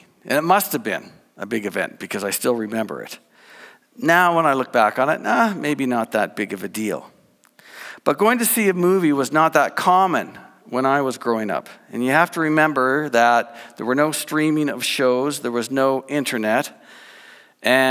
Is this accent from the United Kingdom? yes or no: no; New Brunswick, Canada; I grew up in New Brunswick, born and raised